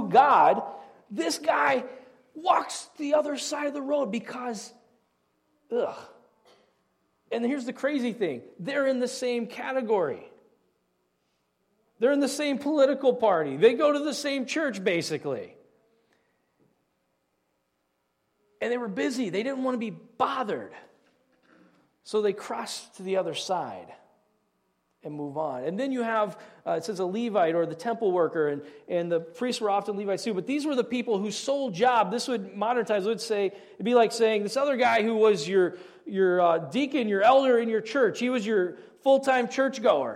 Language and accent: English; Southeast Indiana, United States; I grew up in Southeast Indiana.